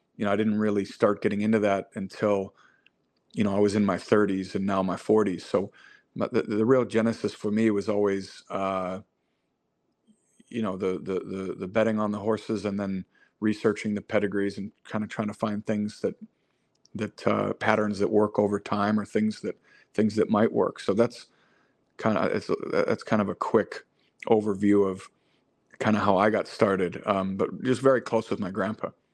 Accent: River Forest, Illinois, United States; I grew up outside Chicago in a town called River Forest

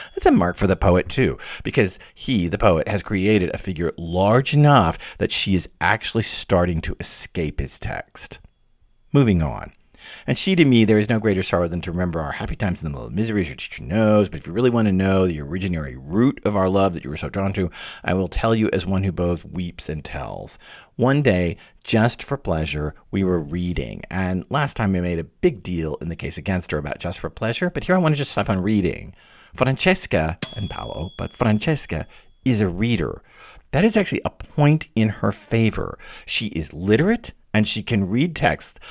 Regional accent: the southern United States, United States; especially in the southern part of the United States where I was from, we were very, you know, Victorian and mannerly

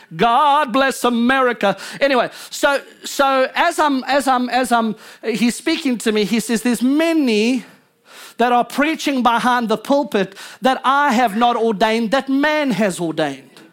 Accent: South Africa; now in United States; I'm American, but I was born in South Africa

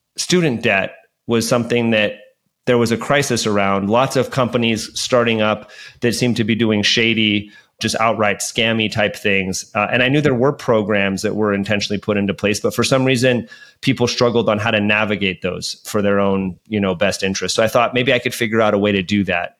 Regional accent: Hayward, California, United States; also born or lived in Oakland, California; I grew up in the Bay Area of, of, of, Hayward and spent a lot of time in Oakland as well

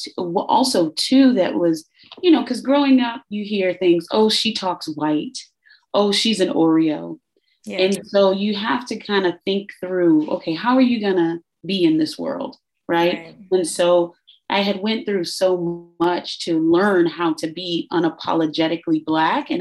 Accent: Chicago, Illinois, United States; growing up in Chicago, you even though your parents shield you from violence

